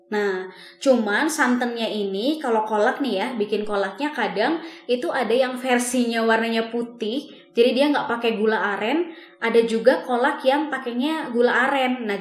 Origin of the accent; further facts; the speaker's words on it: Bumiayu, Central Java, Indonesia; Nah, kalau di Jawa Tengah ini kan kebetulan aku sendiri kan asalnya dari Jawa Tengah